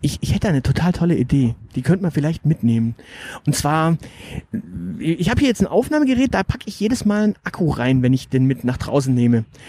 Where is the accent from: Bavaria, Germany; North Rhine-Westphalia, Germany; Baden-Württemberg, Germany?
North Rhine-Westphalia, Germany; Münster; ich bin in Münster aufgewachsen, also ein paar Meter weiter da hinten